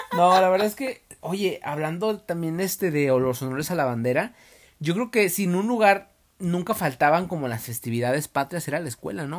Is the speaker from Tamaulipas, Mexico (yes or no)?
no; Nayarit, Mexico; now in Guadalajara, Mexico; yo soy de Nayarit allá rifa bastante la banda.